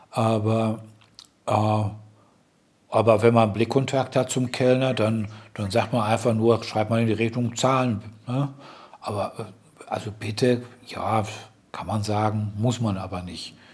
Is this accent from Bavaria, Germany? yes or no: no; Dortmund, North Rhine-Westphalia, Germany; ich komm zwar aus dem Ruhrgebiet, gleich neben Dortmund. Ich äh, also, bin als Kind auch in Dortmund aufgewachsen.